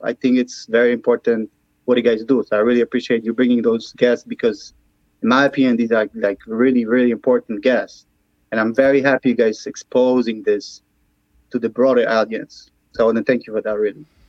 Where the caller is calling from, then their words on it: Chicago, Illinois, United States; I'm calling from Chicago